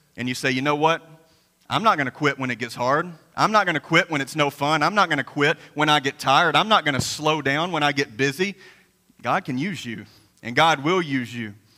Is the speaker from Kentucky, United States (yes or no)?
yes; Graves County, Kentucky, United States; coming from a Graves County boy like myself